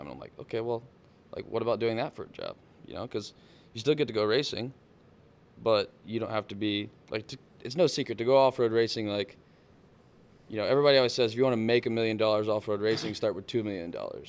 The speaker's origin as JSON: {"language": "English", "region": "South Texas", "country": "United States", "tie": "born or raised there", "said": "I grew up in down in South Texas, like, on the coast."}